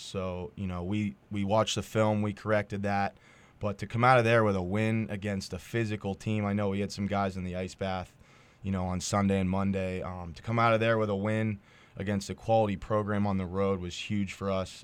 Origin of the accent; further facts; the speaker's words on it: Edinboro, Pennsylvania, United States; I'm from Edinburgh and I've, I've been around here